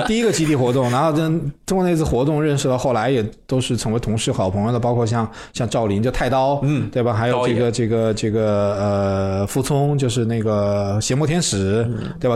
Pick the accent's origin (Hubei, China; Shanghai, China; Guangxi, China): Hubei, China; Wuhan; moved away as an adult; also born or lived in Shenzhen; 我老家在武汉嘛